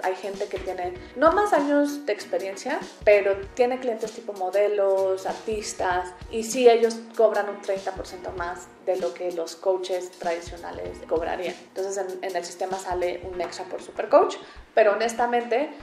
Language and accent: Spanish; Mexico; moved away as an adult; also born or lived in England / Germany; Soy mexicana, viví la mayoría de mi vida en México hasta que después me fui a hacer una maestría en Inglaterra